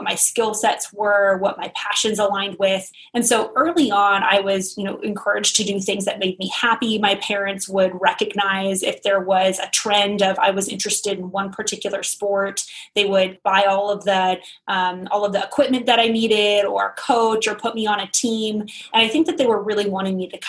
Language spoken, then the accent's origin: English; Sacramento, California, United States; I was raised in Northern California in the Sacramento area